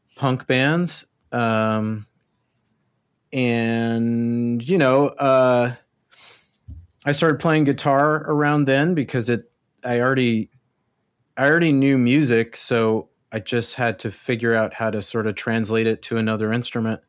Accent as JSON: {"language": "English", "town": "El Paso", "region": "Texas", "country": "United States", "tie": "born or raised there", "moved": "as an adult", "said": "I was born in El Paso, Texas. Um, and I grew up there, I guess you could say. I lived there till I was, uh, just after my eighteenth birthday"}